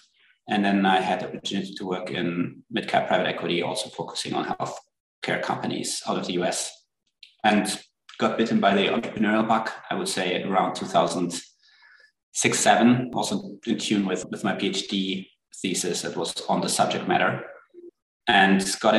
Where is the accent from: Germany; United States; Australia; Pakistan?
Germany; also born or lived in France / United Kingdom; So I'm originally from Germany. I grew up in Bern, half Swedish, half German actually, and spent most of my youth in Europe, in Germany, France, and the UK.